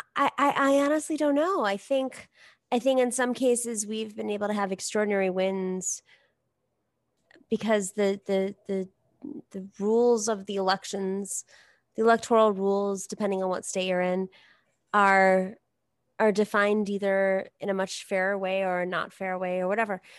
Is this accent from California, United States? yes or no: no; New York, United States; I grew up in New York. I, like, w, straight up grew up in New York. Like, I'm a New Yorker